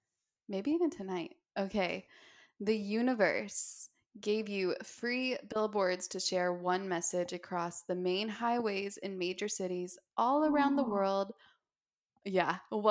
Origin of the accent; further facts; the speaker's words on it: Park City, Utah, United States; because I grew up in Park City.